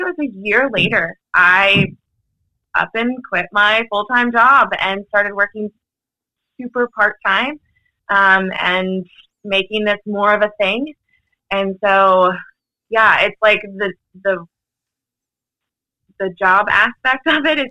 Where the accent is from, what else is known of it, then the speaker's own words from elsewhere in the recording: Orange County, Virginia, United States; moved away as an adult; now in Rockville, United States; I'm originally from Orange County, Virginia, over near like the Charlottesville area.